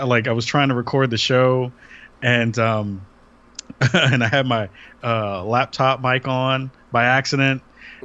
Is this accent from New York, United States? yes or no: yes; New York City, New York, United States; moved away as an adult; now in Portland, United States; I'm from the Bronx originally, and then moved out to Portland, Oregon 4 years ago